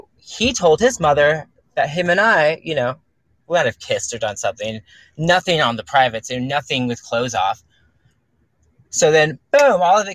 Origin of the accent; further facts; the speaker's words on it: California, United States; I'm from California